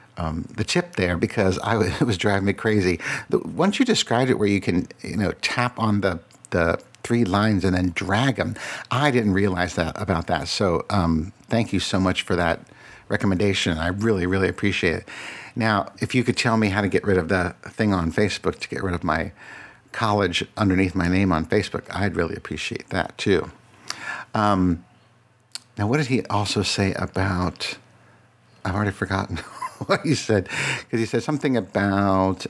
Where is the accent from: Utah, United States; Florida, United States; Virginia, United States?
Virginia, United States; Falls Church; also born or lived in Radford, Virginia; most of my life, I grew up in Falls Church